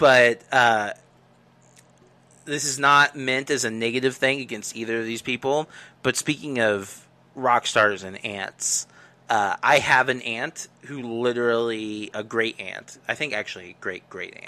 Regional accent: United States; I'm an American

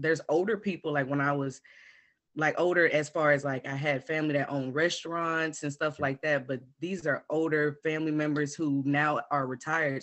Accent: Houston, Texas, United States; I'm from Houston, Texas

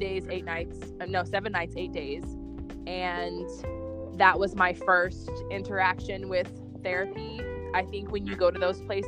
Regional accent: North Carolina, United States; North Carolina

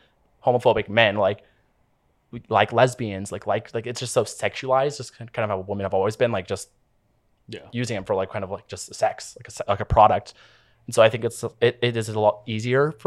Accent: Oregon, United States; moved away as an adult; also born or lived in Portland, Oregon; now in Los Angeles, United States; my hometown

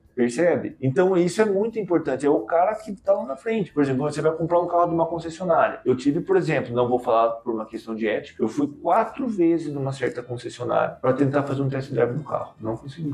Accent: Brazil; Eu sou brasileiro

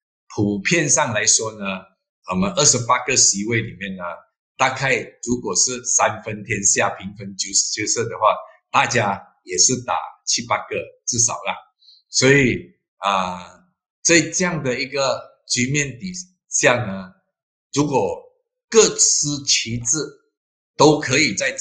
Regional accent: Malacca, Malaysia; 我本身是马六甲人，当然我对马六甲的这个不单单是了解，但是我也非常关心。我希望呢。啊，我自己的州也可以迎合改革的步伐，继续的发展下去。

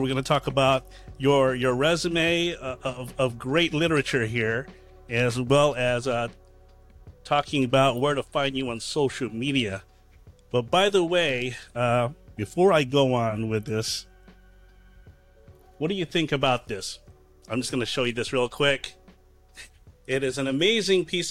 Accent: Norfolk and Virginia Beach area, United States; moved away; I grew up in the Norfolk and Virginia Beach area

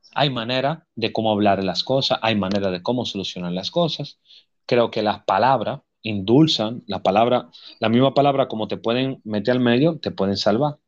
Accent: Dominican Republic; yo soy dominicano

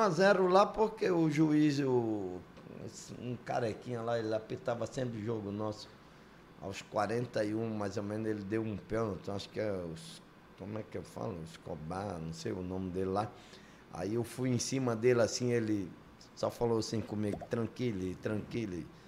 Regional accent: Mossoró, Rio Grande do Norte, Brazil; Eu também sou lá do Nordeste, sou lá de Mossoró, Rio Grande do Norte.

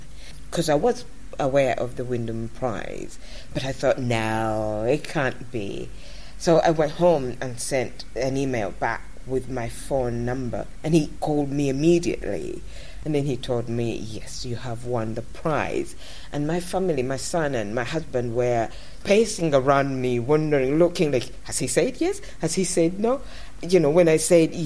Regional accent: Uganda; moved away as an adult; now in United Kingdom; When I arrived in Britain here, most of the people, when I told them that I come from Uganda

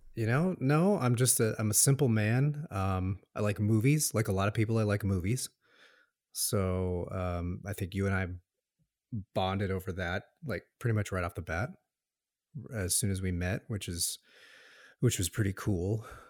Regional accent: Tucson, Arizona, United States; also born or lived in Los Angeles, California; originally born in Los Angeles, and um, moved to Arizona, Tucson, Arizona. It's my hometown when I was about two.

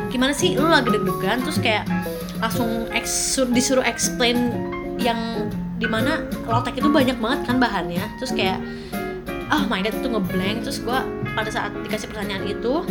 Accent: Bandung, West Java, Indonesia; kamu asalnya dari mana dari Bandung oh dari Bandung

